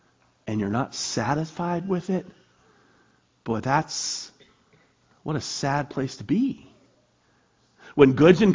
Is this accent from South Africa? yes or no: no; United States; I'm an American.